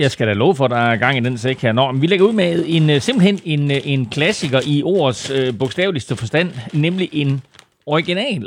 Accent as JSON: {"language": "Danish", "country": "Denmark", "said": "Vi danskere"}